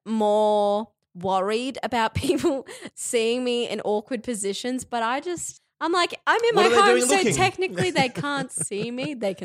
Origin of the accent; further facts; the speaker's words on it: Cairns, Queensland, Australia; I come from Cairns, Andy.